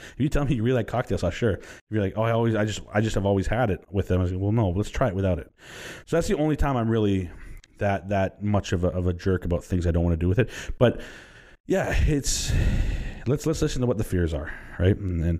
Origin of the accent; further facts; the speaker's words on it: Texas, United States; I said, listen, where are you from? I said, we're from Texas.